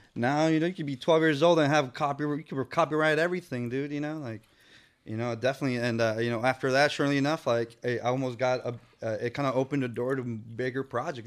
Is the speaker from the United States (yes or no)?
yes; San Francisco, California, United States; I was born in San Francisco. So, uh, and we lived in the Tenderloin.